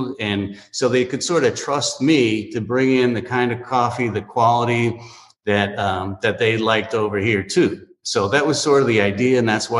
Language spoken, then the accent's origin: English; Miami, Florida, United States; And, you know, if you're Latin and we grew up here in Miami